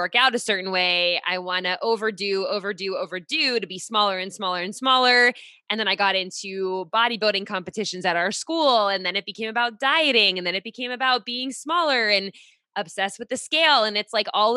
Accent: Pittsburgh, Pennsylvania, United States; now in Rhode Island, United States; I'm in Rhode Island now. I'm originally from Pittsburgh

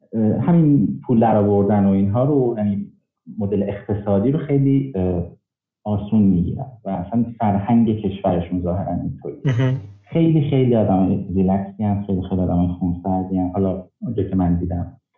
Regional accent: Mashhad, Razavi Khorasan, Iran; moved away as an adult; now in Canada; اهل مشهدم

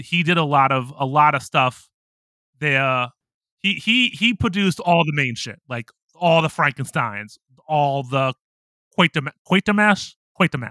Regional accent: United States; now in Japan; I'm an American in Japan

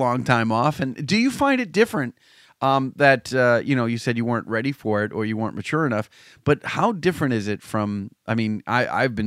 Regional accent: Salem, Massachusetts, United States; my hometown of Salem, Mass.

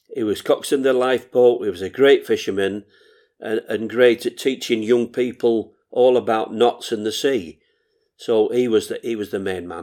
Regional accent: Morecambe, North West England, United Kingdom; I was never away from Morecambe swimming baths

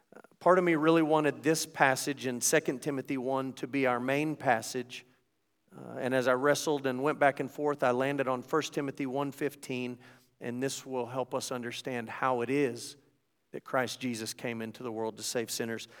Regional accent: United States; as an American

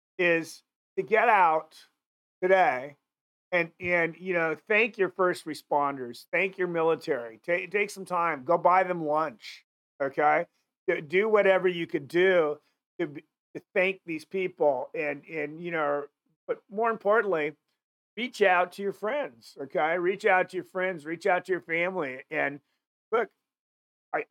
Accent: Seattle, Washington, United States; moved away; I'm originally from Seattle

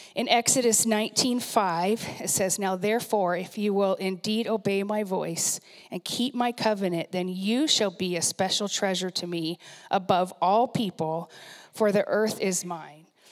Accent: Puyallup, Washington, United States; moved away as an adult; also born or lived in San Diego, California / Bellevue, Washington; places I grew up and new people I know and like have heard of Puyallup, Washington

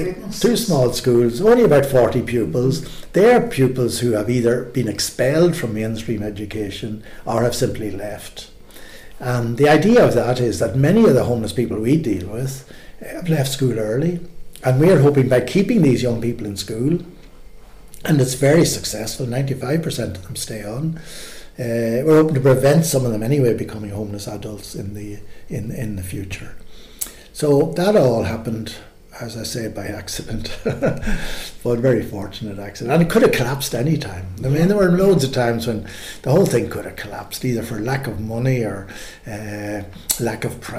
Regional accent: Ireland; And I thought growing up in Ireland was a wonderful place. Ireland was a wonderful place to grow up

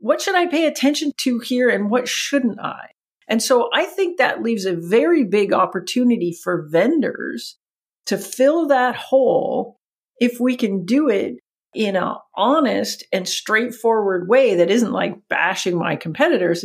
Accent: Canada; accent: Canadian; my Canadian accent

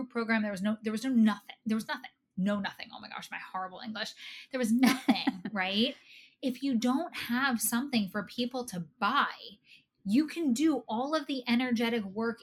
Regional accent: New Jersey, United States; I'm from New Jersey.

